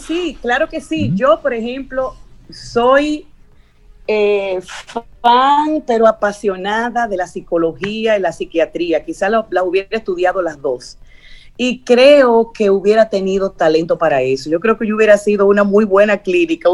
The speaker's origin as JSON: {"language": "Spanish", "town": "Santiago de los Caballeros", "region": "Santiago", "country": "Dominican Republic", "tie": "born or raised there", "said": "así muy pequeñito, unas navidades en Santiago. Nosotros vivíamos en una casita que queda frente a las Tres Cruces"}